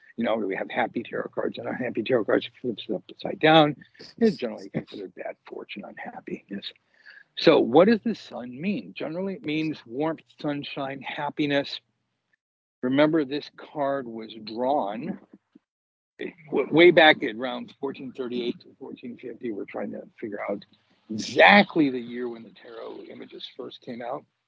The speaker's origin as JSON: {"language": "English", "town": "Los Angeles", "region": "California", "country": "United States", "tie": "born or raised there", "said": "I grew up in Los Angeles"}